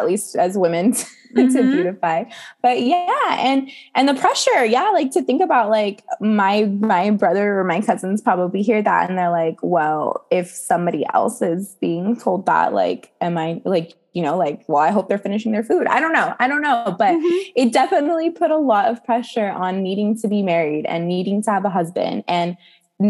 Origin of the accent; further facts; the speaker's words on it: United States; growing up in America and having American friends and American culture and music.